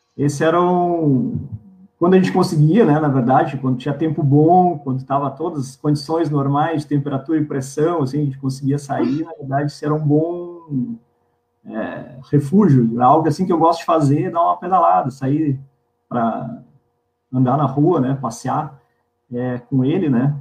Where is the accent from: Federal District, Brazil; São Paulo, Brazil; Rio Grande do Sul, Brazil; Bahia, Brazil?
Rio Grande do Sul, Brazil; Pelotas; eu sou nascido em Pelotas, pelotense